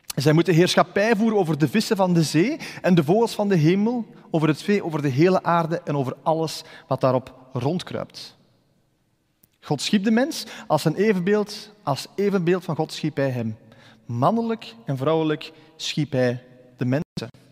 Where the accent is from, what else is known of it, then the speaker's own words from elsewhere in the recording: Ghent area, Flanders, Belgium; ik ben uit het Gentse afkomstig.